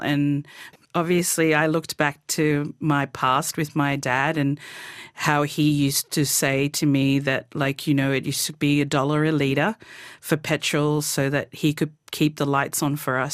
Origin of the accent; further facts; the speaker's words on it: Torres Strait, Queensland, Australia; moved away; growing up in the Torres Strait is just amazing to be able to live on a tropical island.